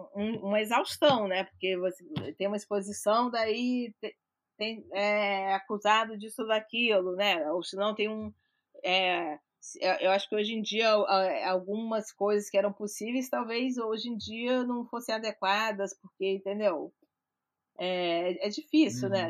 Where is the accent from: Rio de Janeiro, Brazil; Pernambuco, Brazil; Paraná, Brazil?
Rio de Janeiro, Brazil; also born or lived in Minas Gerais; eu sou carioca, então o próprio, nem sou, sou mineira, mas eu sou quase carioca, né? Sou crescida no Rio de Janeiro